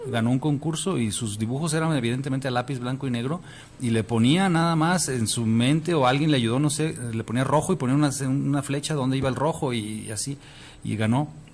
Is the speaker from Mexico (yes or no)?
yes; Mexico; yo siendo luchador y mexicano